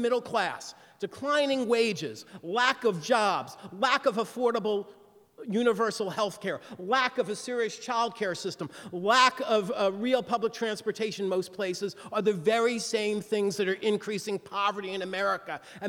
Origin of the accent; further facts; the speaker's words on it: New York, United States; I used to speak quickly because I'm from New York, but because I've been in the South on this book tour, I've slowed down